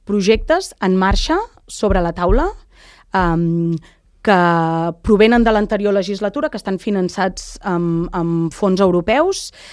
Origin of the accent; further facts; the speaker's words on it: Lloret de Mar, Catalonia, Spain; jo vaig néixer i créixer a Lloret, ai, a Canyelles